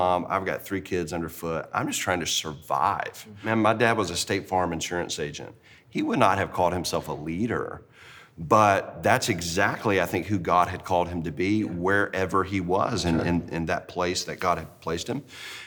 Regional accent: Deep South, United States; I grew up in the Deep South in a Christian family

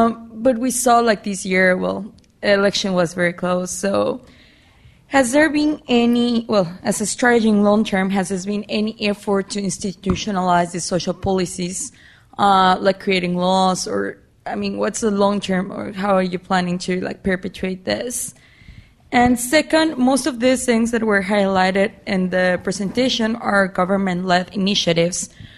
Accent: Mexico; I'm from Mexico, and I'm a student of social policy and development.

